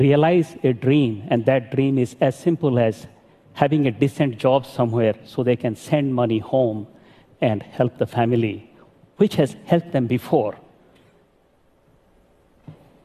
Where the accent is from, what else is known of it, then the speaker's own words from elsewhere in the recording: Sindhekela, Odisha, India; moved away as an adult; also born or lived in Sambalpur, India; now in Washington, D.C., United States; I live in Washington, D.C. But I grew up in Sindhekela, a village in Orissa in India